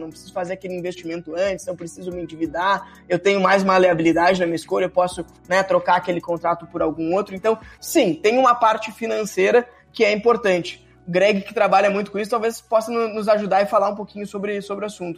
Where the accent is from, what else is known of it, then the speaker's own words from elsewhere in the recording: São Jerônimo, Rio Grande do Sul, Brazil; also born or lived in Porto Alegre; now in São Paulo, Brazil; Eu nasci em São Jerônimo, fui a Porto Alegre, hoje estou, hoje eu moro em São Paulo